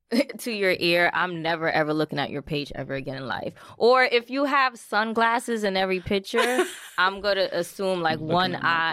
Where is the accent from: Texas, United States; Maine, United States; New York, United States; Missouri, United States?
New York, United States; Bronx; I am from the Bronx.